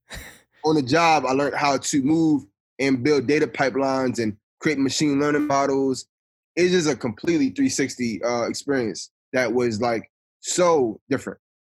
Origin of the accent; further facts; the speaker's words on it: Atlantic City, New Jersey, United States; moved away as an adult; also born or lived in New York; now in Nebraska, United States; I'm from Atlantic City, New Jersey. As a kid, I was involved in a number of things. I think uh, growing up in New Jersey